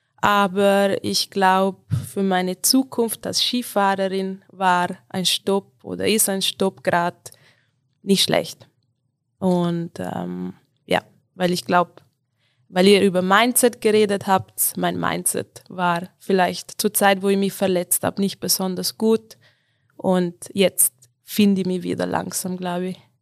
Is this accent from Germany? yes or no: no; South Tyrol, Trentino-Alto Adige, Italy; moved away as an adult; now in Tyrol, Austria; Ich komme aus Südtirol, äh, aus den Dolomiten, aber ich bin schon acht Jahre in Tirol mittlerweile